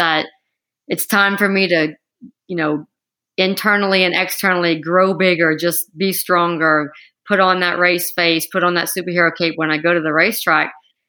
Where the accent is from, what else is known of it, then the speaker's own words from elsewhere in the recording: Louisiana, United States; You know, the way I was raised, we come from a very small town. There's not a lot of money where I live.